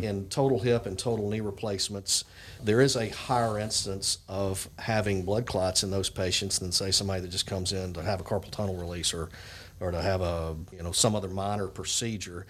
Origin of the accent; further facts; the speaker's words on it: Jackson, Mississippi, United States; I'm uh, originally from Jackson, Mississippi.